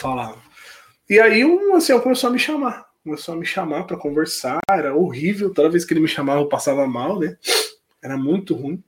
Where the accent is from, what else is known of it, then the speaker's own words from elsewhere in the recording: Palmeira das Missões, Rio Grande do Sul, Brazil; moved away as an adult; lá na minha cidade, por ser uma cidade pequena